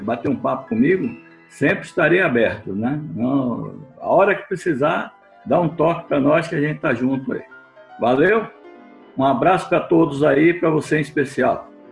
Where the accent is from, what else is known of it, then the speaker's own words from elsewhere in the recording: Bahia, Brazil; como nordestino também, né, porque eu sou baiano